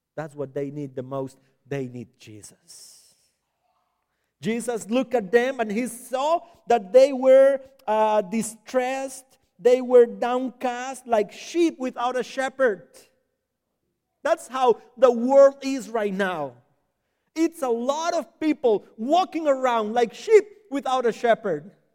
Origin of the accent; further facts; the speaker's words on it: San José, Costa Rica; accent: Hispanic; first language Spanish; English is a second language; moved away; I was born and raised in Costa Rica, in San Jose.